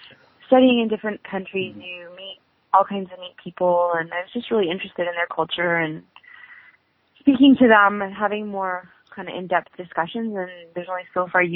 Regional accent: Ottawa, Ontario, Canada; am from Ottawa. I grew up here in a very small multicultural family

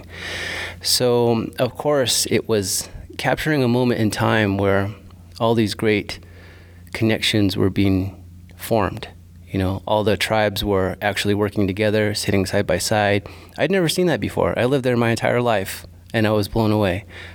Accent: Bears Ears, Utah, United States; I'm Navajo and Hopi, and I'm from these communities. I'm from Bear's Ears

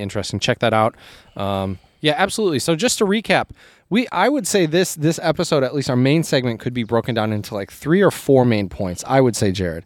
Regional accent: United States

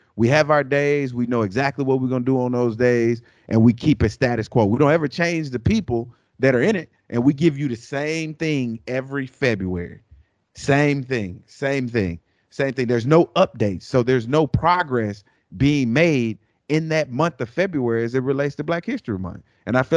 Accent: United States; When I say we, I'm talking about Americans

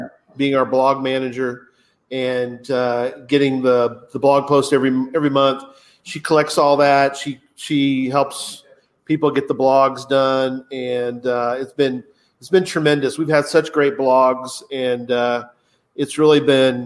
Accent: Texas, United States; this Texas boy

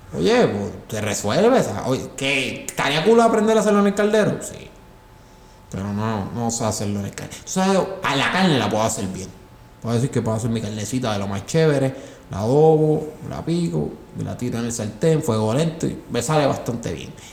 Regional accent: Puerto Rico

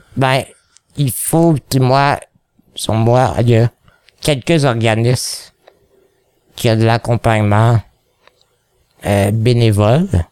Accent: Quebec, Canada; accent: Québécois; j'ai un accent québécois quand je parle en anglais

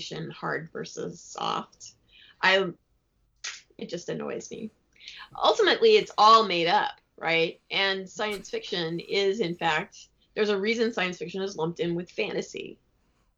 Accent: United States; I'm an American and I'm not Irish

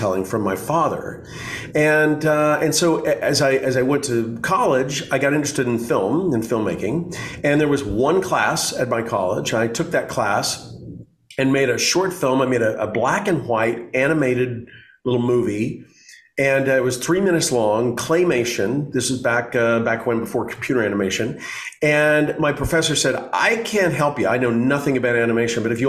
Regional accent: Oklahoma, United States; also born or lived in East Coast; now in Los Angeles, United States; I grew up in Oklahoma, which is in the middle of the United, middle south of the United States

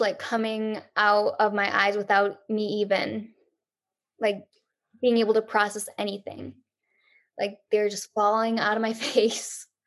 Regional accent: Michigan, United States; moved away as an adult; now in Detroit area, United States; we were going to move back to Michigan to be closer to our family, but not too close. Wasn't going to move back to my hometown

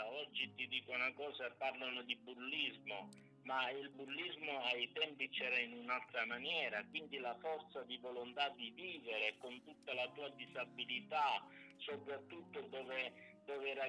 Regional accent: Raddusa, Sicily, Italy; al mio paese che si chiama Raddusa Ragusa, provincia di Catania

